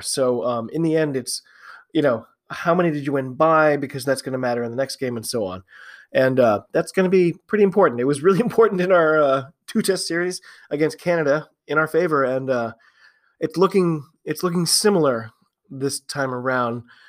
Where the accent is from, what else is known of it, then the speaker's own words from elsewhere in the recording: United States; I'm an American rugby fan